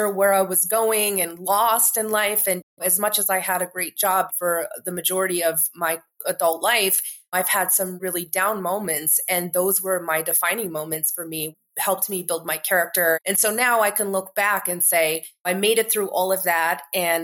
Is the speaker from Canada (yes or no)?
yes; Canada; also born or lived in New York, United States; now in Marrakesh, Morocco; I grew up in Canada. Most of my family is still there.